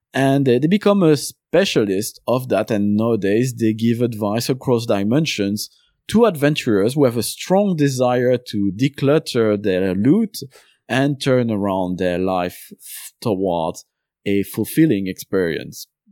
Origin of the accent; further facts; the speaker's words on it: Belgium; first language French; English is a second language; now in London, United Kingdom; I was born in Belgium. Uh, my first language is French